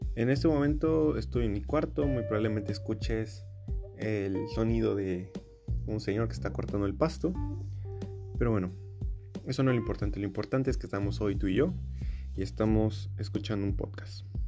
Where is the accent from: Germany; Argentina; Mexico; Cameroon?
Mexico; Veracruz; soy de México, bueno, particularmente soy del estado de Veracruz